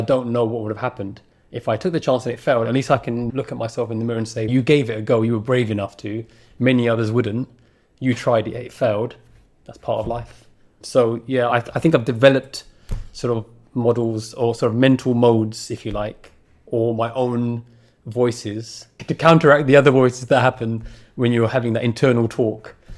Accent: London, United Kingdom; And it's also the borough that I grew up in. I was born in Newham

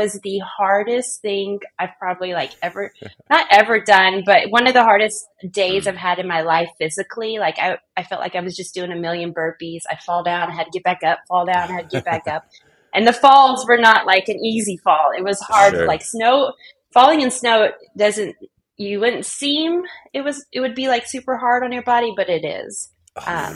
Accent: Middle Tennessee, United States; moved away as an adult; also born or lived in Tucson, Arizona; now in Northern California, United States; prior to that, we grew up in the Middle Tennessee area.

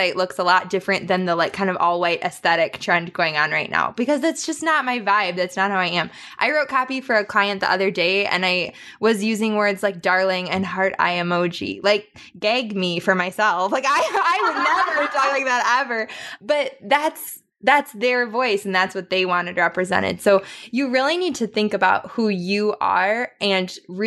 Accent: Wisconsin, United States; I'm from Wisconsin

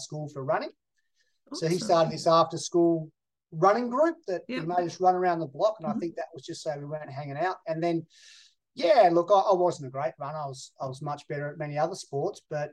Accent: Hobart, Tasmania, Australia; moved away as an adult; also born or lived in Melbourne, Victoria; Born in Hobart, Tasmania. Grew up through I guess the rougher suburbs of Rokeby and Warrane

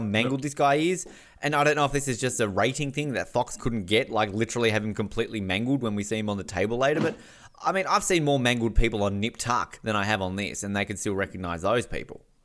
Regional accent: Australia; as an Australian

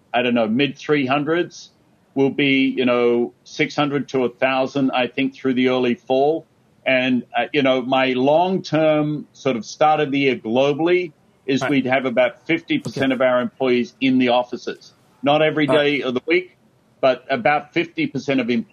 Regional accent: Australia; moved away; growing up in Australia

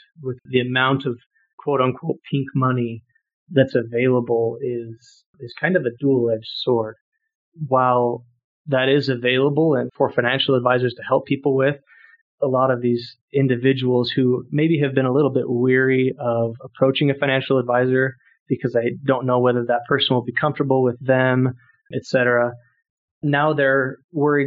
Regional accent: Eastern Idaho, United States; now in Salt Lake City, United States; I'm originally from Eastern Idaho, a small town in Eastern Idaho.

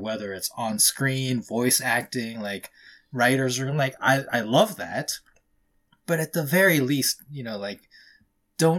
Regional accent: United States; I am very American. Like, I grew up here 90% of my life.

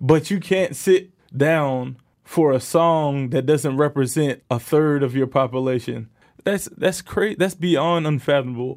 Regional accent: New York, United States; moved away as an adult; now in Canada; I grew up in New York

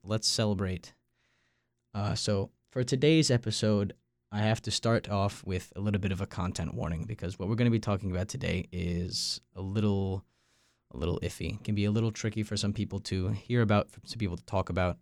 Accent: Long Island, New York, United States; moved away as an adult; also born or lived in North Carolina; I'm from Long Island, New York.

